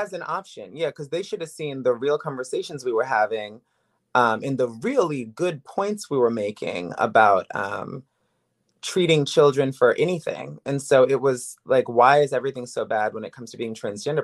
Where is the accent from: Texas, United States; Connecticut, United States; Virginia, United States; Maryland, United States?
Virginia, United States; Woodbridge; also born or lived in New York City / Miami; now in Los Angeles, United States; I am from Woodbridge, Virginia originally, but I've lived in New York City, I've lived in Miami, I've lived in L A, I've lived in L A for nine years